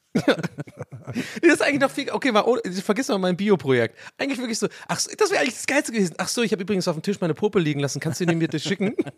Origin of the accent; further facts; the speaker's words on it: Swabia, Germany; bei uns im Schwabenland